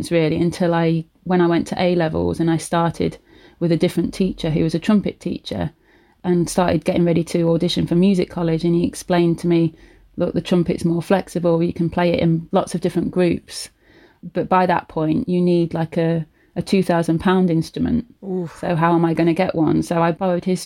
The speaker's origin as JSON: {"language": "English", "town": "Leicester", "region": "East Midlands", "country": "United Kingdom", "tie": "born or raised there", "said": "my accent was really common compared to where they'd brought up, because we were like in the middle of Leicester"}